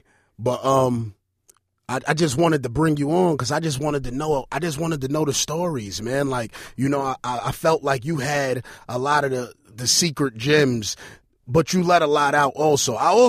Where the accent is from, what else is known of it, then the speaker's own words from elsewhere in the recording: Brooklyn, New York, United States; Yeah, I'm from East New York.